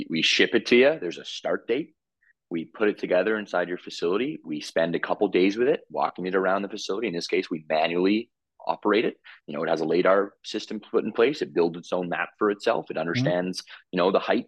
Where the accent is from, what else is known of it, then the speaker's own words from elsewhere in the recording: Toronto, Ontario, Canada; moved away as an adult; now in Calgary, Canada; I'm from Toronto, born and raised.